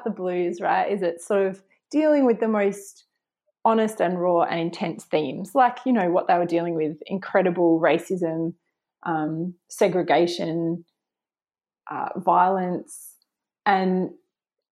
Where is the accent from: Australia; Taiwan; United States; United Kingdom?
Australia; growing up in Australia